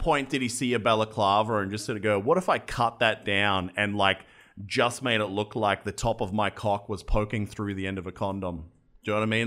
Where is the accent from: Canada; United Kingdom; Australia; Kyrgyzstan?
Australia; I'm an Australian